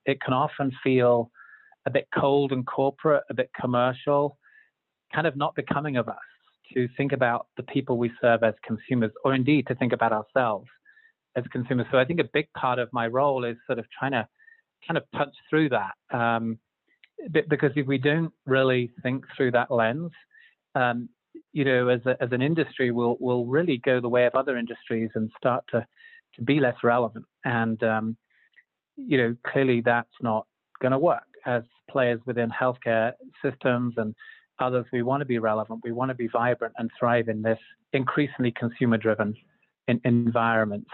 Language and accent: English; Zambia; moved away as an adult; also born or lived in London, United Kingdom / United Kingdom; now in Utah, United States; I was born in London, grew up in Zambia in Africa, and uh, after high school and university in the UK